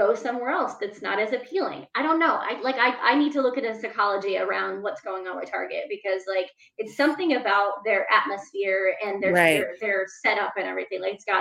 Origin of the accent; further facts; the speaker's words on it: Northwest Ohio, United States; I grew up in Northwest Ohio, and it was a inner city